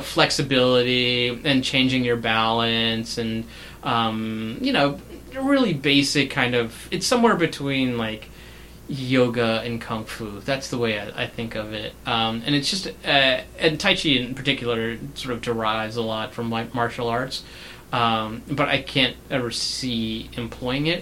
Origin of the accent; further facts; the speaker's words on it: India; I'm Indian